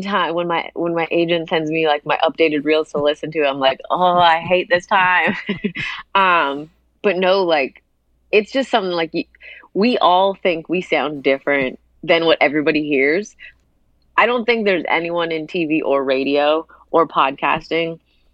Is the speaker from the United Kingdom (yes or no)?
no; Hamilton, Ontario, Canada; born or raised there